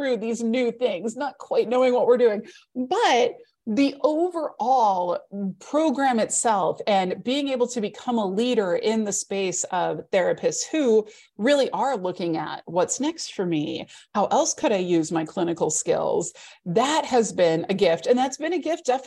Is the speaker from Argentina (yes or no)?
no; Midwest, United States; growing up in the Midwest